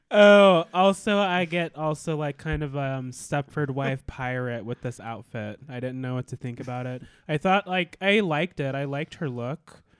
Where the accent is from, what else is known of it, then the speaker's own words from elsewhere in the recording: Alaska, United States; I was born and raised in Alaska